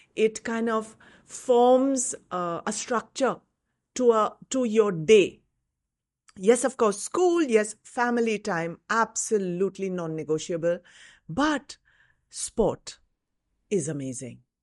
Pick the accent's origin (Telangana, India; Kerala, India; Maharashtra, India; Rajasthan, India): Maharashtra, India; Mumbai; I grew up in Bombay.